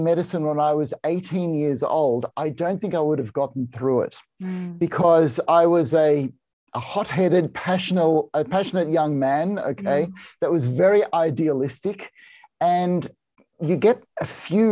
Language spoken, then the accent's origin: English; Australia; I'm a psychiatrist and I'm Australian